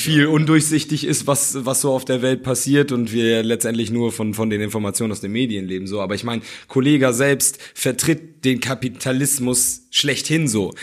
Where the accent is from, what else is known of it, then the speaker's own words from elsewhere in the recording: Germany; also born or lived in Hamburg; ich bin eigentlich wohlbehütet aufgewachsen, habe mich aber schon von klein auf trotzdem in den dunkelsten Ecken Hamburgs rumgetrieben, so, weil ich halt äh, in Hamburg zur Schule gegangen bin